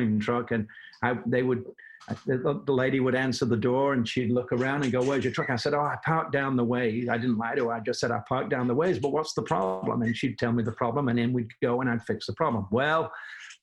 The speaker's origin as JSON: {"language": "English", "town": "Manchester", "region": "North West England", "country": "United Kingdom", "also_born_or_lived": "Los Angeles / Atlanta", "moved": "as an adult", "lives_now": "United States", "said": "I have a little bit of an accent. I'm from Manchester, England."}